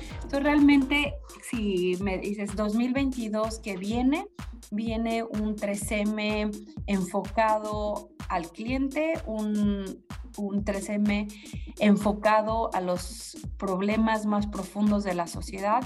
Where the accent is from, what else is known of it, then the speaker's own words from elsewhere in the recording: Mexico; nosotros como mexicanos